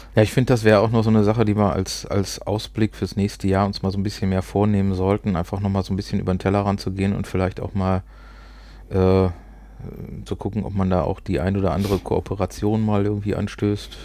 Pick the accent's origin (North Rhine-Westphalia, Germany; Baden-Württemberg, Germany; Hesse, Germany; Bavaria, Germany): North Rhine-Westphalia, Germany; Ruhr area; accent: Ruhrpott; Also wir sprechen kein Hochdeutsch, wir kommen aus dem Pott